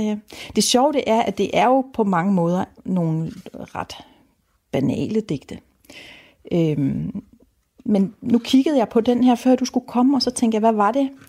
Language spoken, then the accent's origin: Danish; Rødby, Zealand, Denmark; Jeg voksede op i Rødby. Og jeg var også et nøglebarn, men jeg havde ikke en nøgle om halsen